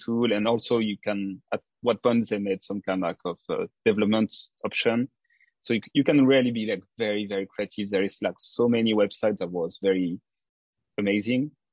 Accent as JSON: {"language": "English", "region": "south of France", "country": "France", "tie": "born or raised there", "also_born_or_lived": "Africa / Martinique / Paris, France", "accent": "French", "second_language": "English", "moved": "as an adult", "lives_now": "Osaka, Japan", "said": "I moved to France from 6 years old, and I spent most of my time in the south of France in a very small village."}